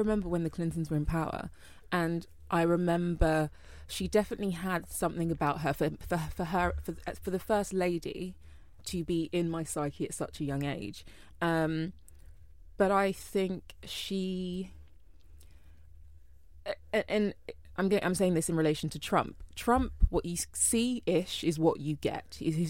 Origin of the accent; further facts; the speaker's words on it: London, United Kingdom; You know, I grew up in Northwest London, used to have fun hanging out on the estate.